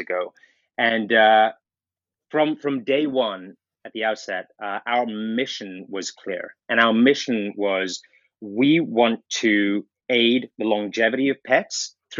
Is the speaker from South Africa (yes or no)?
yes; South Africa; moved away; I grew up in South Africa